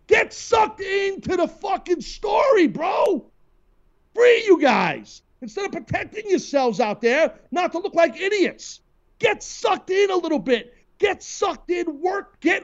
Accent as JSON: {"language": "English", "region": "New York", "country": "United States", "said": "So I feel like, as a New Yorker, I will root for the Yankees."}